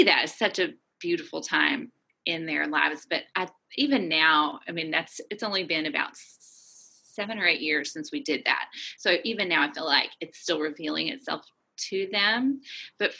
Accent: Little Rock, Arkansas, United States; moved away as an adult; also born or lived in Chicago, United States / Seattle, United States / Aberdeen, Scotland / Germany; now in Rock Island, United States; I'm originally from Little Rock, Arkansas

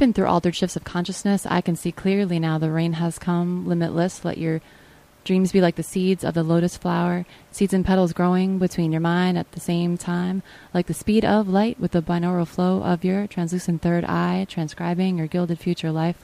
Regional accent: Nyack, New York, United States; I'm from Nyack, New York, which is about a half hour north

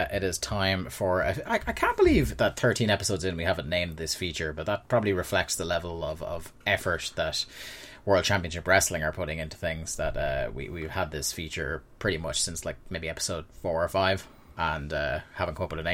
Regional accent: Ireland; born or raised there

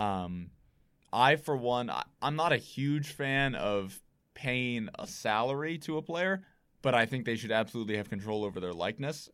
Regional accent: Brewster, Massachusetts, United States; growing up in Brewster

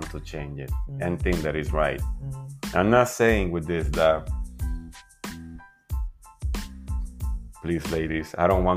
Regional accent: Dominican Republic; I'm coming from the Dominican Republic and we are the results of a big diverse society

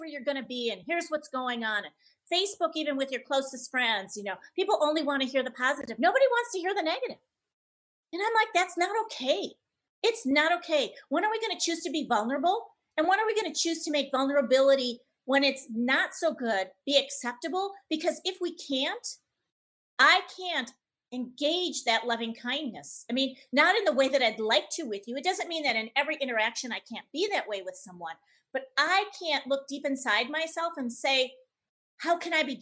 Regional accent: Menomonee Falls, Wisconsin, United States; now in Las Vegas, United States; I said, Menominee Falls

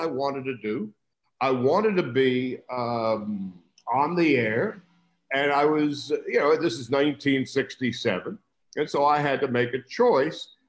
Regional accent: New York, United States; moved away as an adult; also born or lived in Peoria; I grew up in New York with WABC

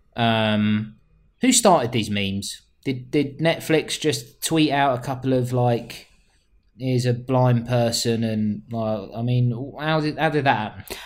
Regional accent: London, United Kingdom; I am a Londoner

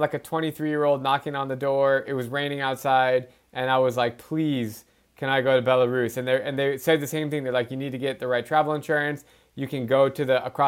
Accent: Arizona, United States; I'm from Arizona

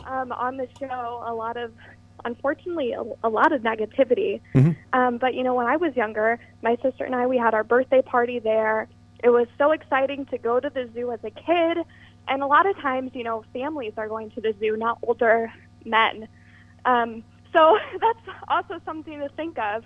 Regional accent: Watertown, New York, United States; I'm a Watertown New Yorker, born and raised

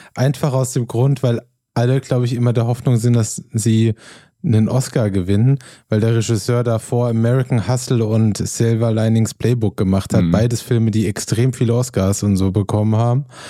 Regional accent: Germany; als Deutscher

